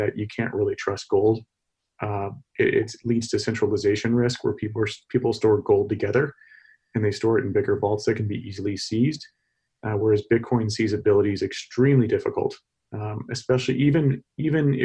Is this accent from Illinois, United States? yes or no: no; Texas, United States; moved away; I'm from Texas originally